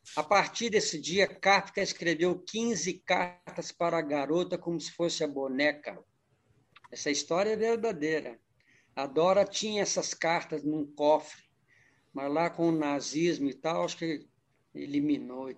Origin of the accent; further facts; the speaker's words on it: Brasília, Federal District, Brazil; moved away as an adult; also born or lived in Araxá, Minas Gerais, Brazil / São Paulo, Brazil; Saí com 10 aninhos de Araxá e fomos para Brasília. Brasília ficamos até eu fiquei até os 18 anos.